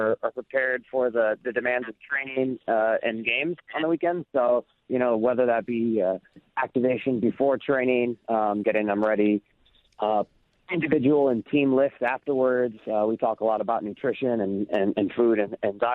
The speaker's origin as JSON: {"language": "English", "town": "Chicago", "region": "Illinois", "country": "United States", "also_born_or_lived": "Washington, D.C. / New York City / Miami / Charlotte", "moved": "yes", "lives_now": "Renton, United States", "said": "I'm from the Midwest. I'm from Chicago originally, but through sports and work, I've lived pretty much everywhere, from D.C. to New York City to Miami to Charlotte, and then now out here for year number six"}